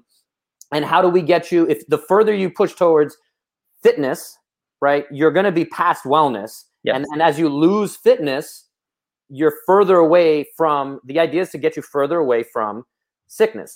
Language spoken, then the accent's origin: English; New York City, New York, United States; I'm from Brooklyn